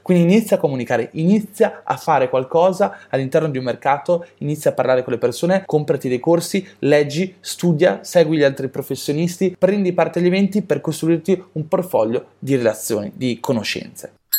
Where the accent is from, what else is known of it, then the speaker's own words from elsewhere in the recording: Italy; siamo italiani